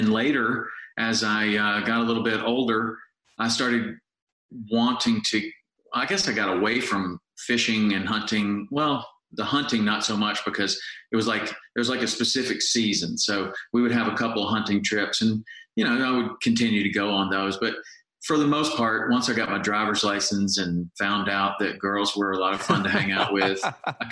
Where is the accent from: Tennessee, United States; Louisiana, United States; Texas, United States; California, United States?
Tennessee, United States; Chattanooga; I grew up in Chattanooga, Tennessee